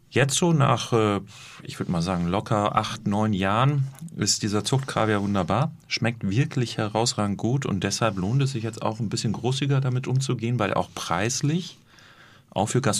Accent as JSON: {"language": "German", "region": "North Rhine-Westphalia", "country": "Germany", "said": "Grünkohl kennen wir auch aus dem Ruhrgebiet, wo ich herkomme."}